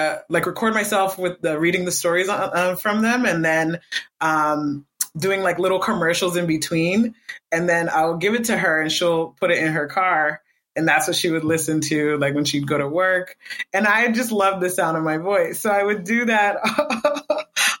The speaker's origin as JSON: {"language": "English", "town": "Boston", "region": "Massachusetts", "country": "United States", "tie": "born or raised there", "also_born_or_lived": "New Jersey", "moved": "as an adult", "said": "I was born in Jersey, New Jersey, and then we were raised in Boston up until, I didn't leave Boston until my final year of university"}